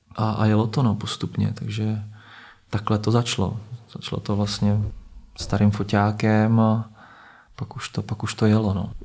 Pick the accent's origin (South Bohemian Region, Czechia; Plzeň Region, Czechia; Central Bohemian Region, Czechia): Plzeň Region, Czechia; Plzeň; now in Prague, Czechia; hraju v Plzni, já jsem z Plzně